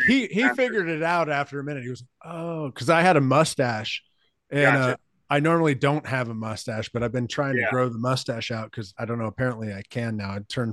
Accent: Katy, Texas, United States; I'm from Katy, Texas. And when I was growing up, there was like nothing out there. Like it was a small town. Nobody was around. Like it took 30 minutes to get to Houston. It was just a beautiful place.

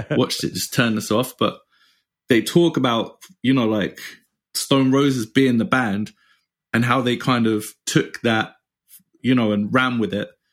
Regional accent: England, United Kingdom; moved away; being English

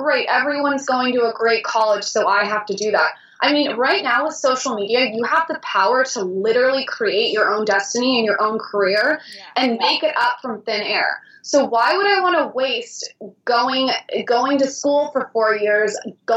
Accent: San Diego, California, United States; I grew up in San Diego

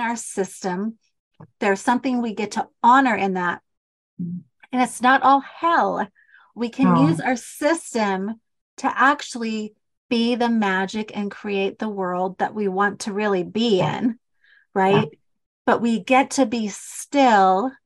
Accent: Utah, United States; accent: Utah; I love my accent, my Utah accent.

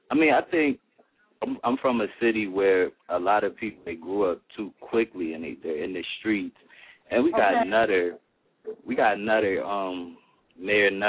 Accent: Philadelphia, Pennsylvania, United States; growing up in Philly, you gotta hold your own.

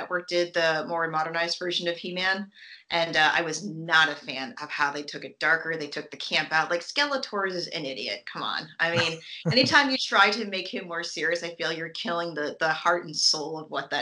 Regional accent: Syracuse, New York, United States; moved away; when we were kids living in upstate New York, I'm from Syracuse, New York, originally

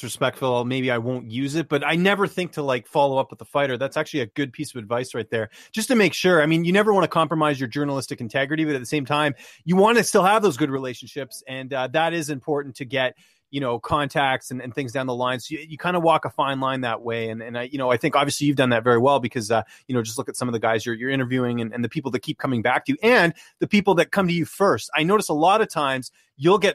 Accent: Vancouver, British Columbia, Canada; I grew up in Vancouver.

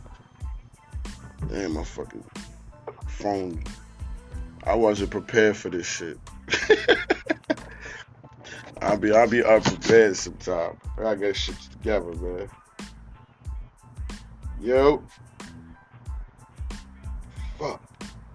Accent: New York, United States; now in Virginia, United States; I'm from New York

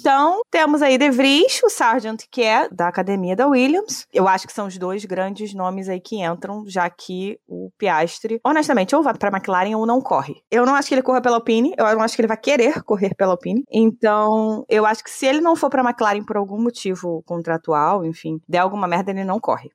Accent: Brazil; eu sou brasileira

